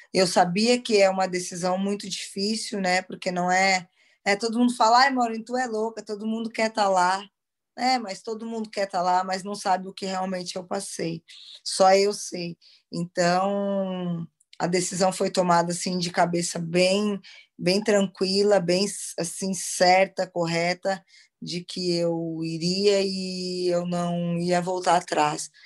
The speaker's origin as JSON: {"language": "Portuguese", "country": "Brazil", "moved": "as an adult", "lives_now": "Portugal", "said": "A gente é, brasileira"}